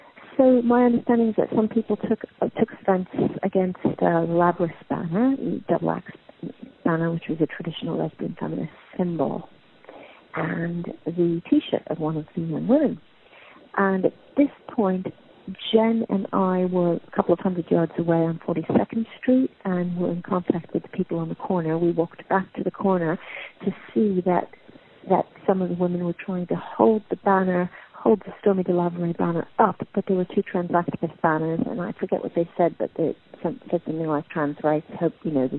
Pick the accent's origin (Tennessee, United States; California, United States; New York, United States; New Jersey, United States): New York, United States; moved away as an adult; now in London, United Kingdom; I'm from New York originally, although I've lived my whole adult life in the UK, mostly in London